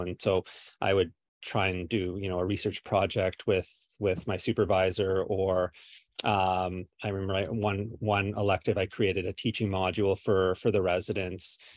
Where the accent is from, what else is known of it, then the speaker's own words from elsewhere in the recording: Kingston, Ontario, Canada; I'm from Kingston